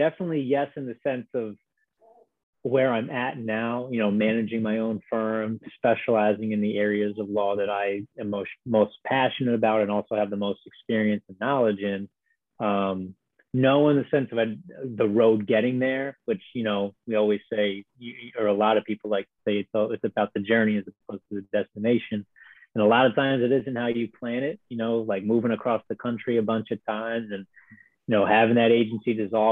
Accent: Harrisburg, Pennsylvania, United States; moved away as an adult; Born and raised in Harrisburg, PA

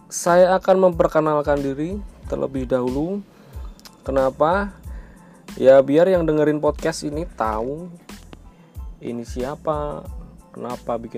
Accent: Magelang, Central Java, Indonesia; accent: medok; moved away; also born or lived in Jakarta; Saya orang Jawa, Magelang yang deket kalau kalian tahu Candi Borobudur pastinya tahu ya. Ya, mungkin rumah saya 15 menit lah dari Candi Borobudur. Maklum kalau ngomongnya agak medok karena walaupun dulu pernah sebentar di Jakarta

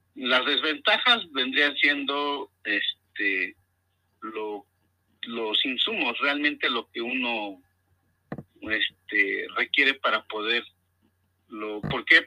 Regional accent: Mexico; nosotros eh, que somos mexicanos

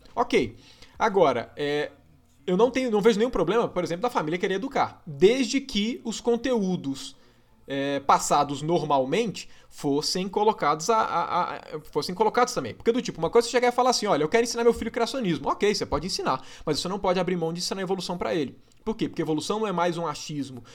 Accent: Minas Gerais, Brazil; accent: mineiro

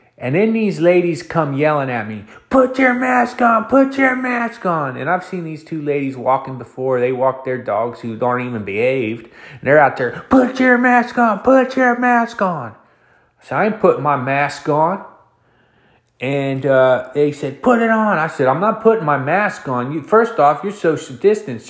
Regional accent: Ohio, United States; moved away; also born or lived in California; I'm a hillbilly country guy from Ohio

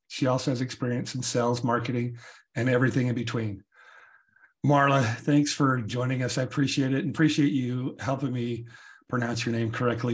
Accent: United States; as an American

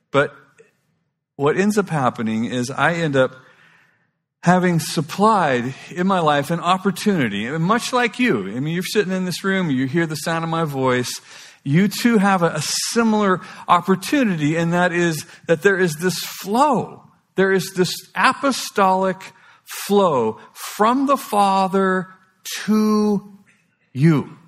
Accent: Kauai, Hawaii, United States; It's like I was raised on Kauai. You know, it's the most beautiful place in the world.

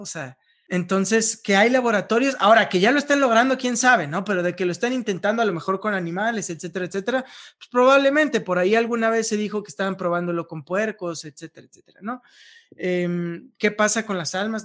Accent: Veracruz, Mexico; now in Mexico City, Mexico; yo soy de Veracruz

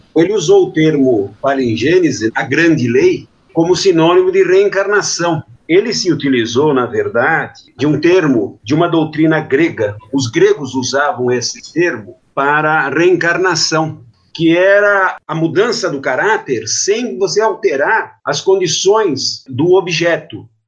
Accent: Brazil; Nós não somos brasileiros, nós estamos brasileiros.

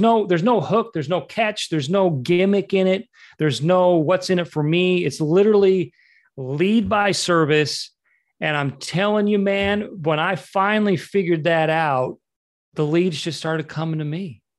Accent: Utah, United States; moved away as an adult; also born or lived in Los Angeles / Southeast Florida; I was born and raised in Utah. Um, I moved to to Los Angeles to pursue the dream at age 18

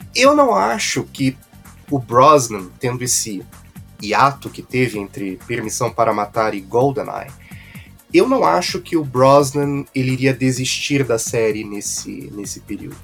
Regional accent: Brazil; nós que, que somos é, brasileiros

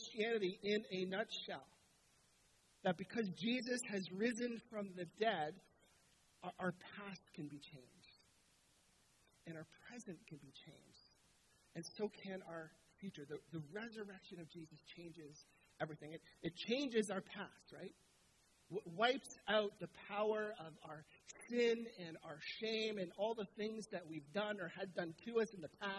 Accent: Southern Ontario, Canada; moved away as an adult; now in Ottawa, Canada; We're from Southern Ontario. That's where our family lives.

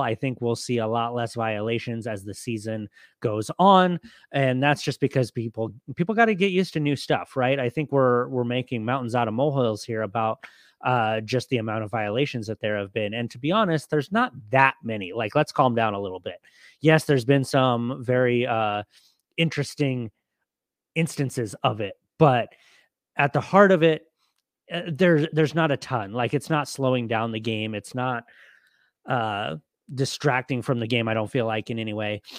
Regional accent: Southern California, United States; now in Arizona, United States; I grew up in Southern California

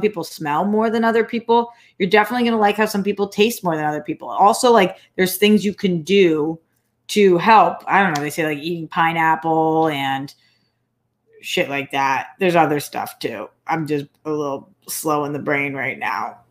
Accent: Newton, Massachusetts, United States; moved away as an adult; also born or lived in Boston, Massachusetts; now in Los Angeles, United States; I moved from LA to Boston to Newton when I was a kid

